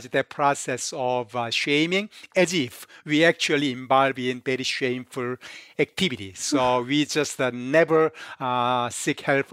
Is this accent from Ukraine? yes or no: no; South Korea; now in United States; I came from Korea.